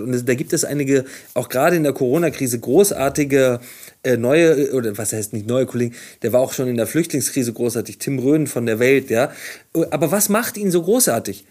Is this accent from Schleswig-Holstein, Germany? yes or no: no; Hamburg, Germany; Ich komme aus Hamburg, äh, gibt es dieses berühmte Video aus dem Jenischpark, da habe ich als Jugendlicher auch ab und zu gesessen mit Freunden